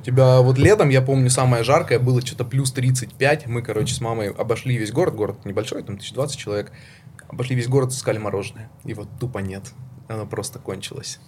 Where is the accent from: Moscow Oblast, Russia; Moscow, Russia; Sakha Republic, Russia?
Sakha Republic, Russia; Udachny; also born or lived in Siberia / Saint Petersburg; now in Georgia; родился я в Якутии